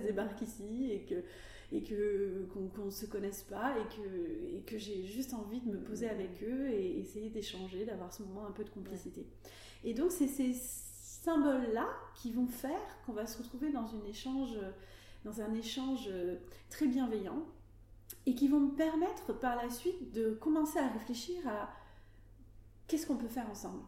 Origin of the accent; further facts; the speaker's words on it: Médoc, Nouvelle-Aquitaine, France; also born or lived in Arcachon Bay / Paris; J'ai grandi dans le Médoc et je vis actuellement entre le Médoc